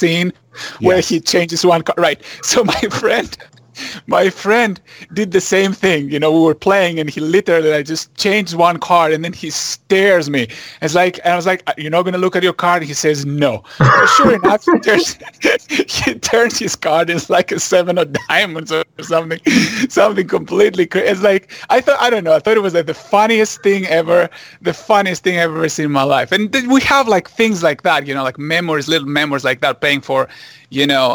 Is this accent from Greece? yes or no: yes; Greece; English is a second language; moved away as an adult; now in Los Angeles, United States; I was born and raised in Greece, and I came here to actually do my graduate degrees in mathematics.